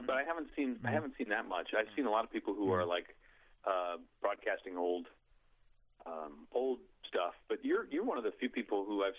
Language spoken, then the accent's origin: English; Orono, Maine, United States; I'm from Orono, Maine